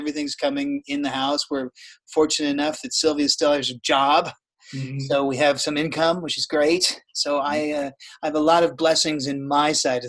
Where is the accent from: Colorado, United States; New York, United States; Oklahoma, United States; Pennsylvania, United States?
New York, United States; New York City; moved away; And I was from New York City, moved here in 2005, but spent a decade there, and we still have tons of friends there